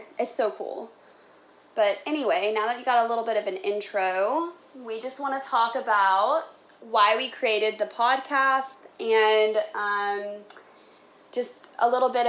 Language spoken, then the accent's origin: English; Dallas-Fort Worth area, Texas, United States; I've grown up in the DFW area my whole life. I grew up in a small town with horses, but now I live 30 minutes outside of Dallas.